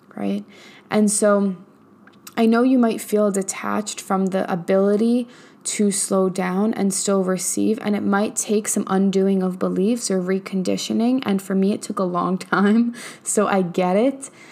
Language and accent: English; New York, United States; now in Texas, United States; I'm from New York where, like, and I currently live in Texas